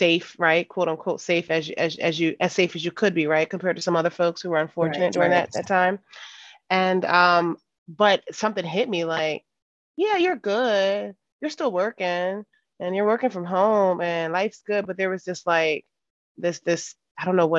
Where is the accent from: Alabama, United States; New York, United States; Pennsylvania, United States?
Pennsylvania, United States; Philadelphia; moved away; I'm from Philly, you know, simple girl from West Philadelphia, literally born and raised.